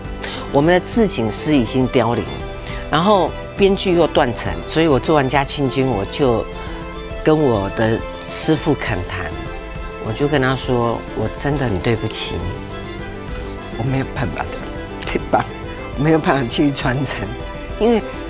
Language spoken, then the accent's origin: Chinese; Penghu County, Taiwan; 我澎湖人